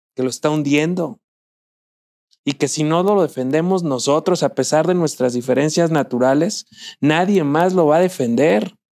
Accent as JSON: {"language": "Spanish", "town": "Zamora", "region": "Michoacán", "country": "Mexico", "tie": "born or raised there", "said": "en Zamora, mi tierra natal"}